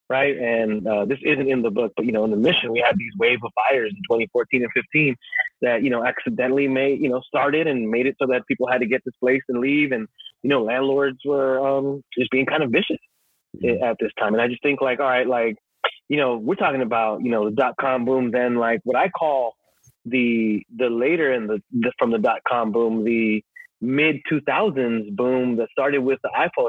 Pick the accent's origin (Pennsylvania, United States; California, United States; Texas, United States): California, United States; San Francisco; as a young kind of Salvadorian growing up in San Francisco, from a family that escaped a war